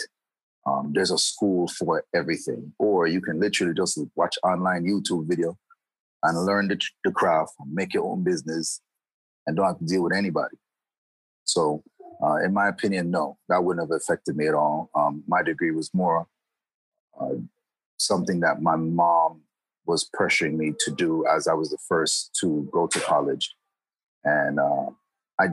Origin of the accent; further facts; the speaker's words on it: Florida, United States; I grew up in Florida. I grew up in Florida